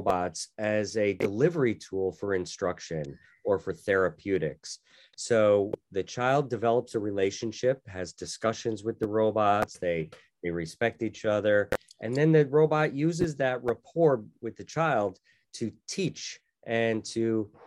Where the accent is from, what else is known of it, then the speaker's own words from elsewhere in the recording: Wallingford, Connecticut, United States; moved away as an adult; also born or lived in Annapolis, Maryland / Tokyo, Japan; I was born and raised in Wallingford, Connecticut